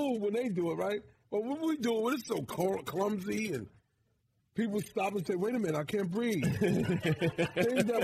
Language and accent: English; New York City, New York, United States; I'm from Bed-Stuy